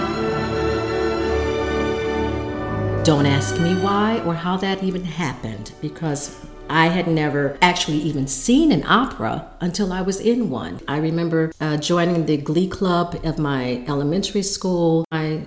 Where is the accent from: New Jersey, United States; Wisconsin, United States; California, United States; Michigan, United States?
Michigan, United States; Detroit; I'm from Detroit, which many of you know is the city of Motown, the Motor City.